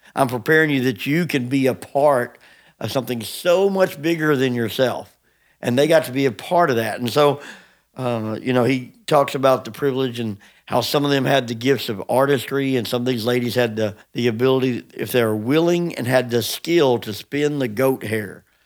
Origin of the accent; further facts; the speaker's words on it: United States; as American Christians